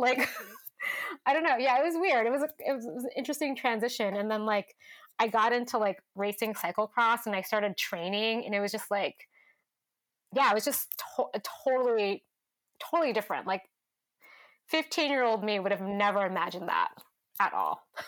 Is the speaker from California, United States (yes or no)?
yes; Stockton, California, United States; also born or lived in San Francisco, California; now in Portland, United States; I grew up in Stockton, California